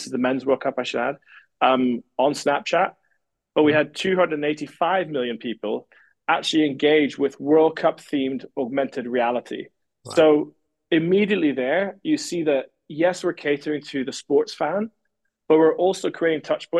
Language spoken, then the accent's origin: English; Scotland, United Kingdom; me as a Scotsman